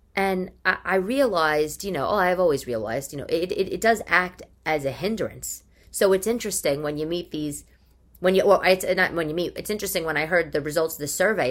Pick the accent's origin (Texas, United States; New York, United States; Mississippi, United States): New York, United States; New York City; I'm a New Yorker.